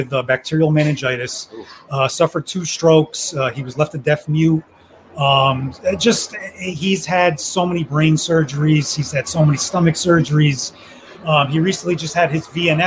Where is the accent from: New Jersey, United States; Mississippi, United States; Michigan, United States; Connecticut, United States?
New Jersey, United States; Passaic; also born or lived in Miami-Dade, Florida; I'm from Jersey, North Jersey, over in Passaic